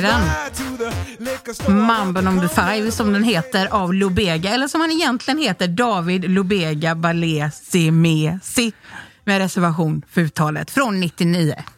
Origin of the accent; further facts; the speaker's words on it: Onsala, Halland County, Sweden; vi kom från Onsala som är ett litet ställe utanför Göteborg